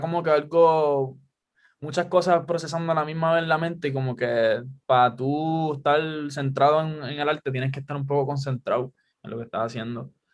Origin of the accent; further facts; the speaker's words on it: Guaynabo, Puerto Rico; also born or lived in Caguas; yo digo que soy de Cagua porque estoy bien pegado, pero en realidad es Guaynabo